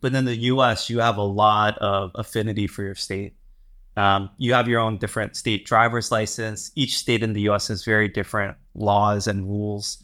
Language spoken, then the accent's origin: English; Maryland, United States; moved away as an adult; also born or lived in California; now in South Korea; I grew up in Maryland, which is a smaller state